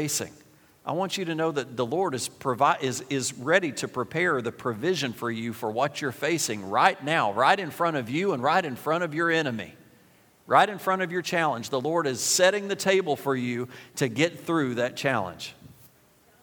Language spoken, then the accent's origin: English; United States; We're from Jackson County. We're from Warren County.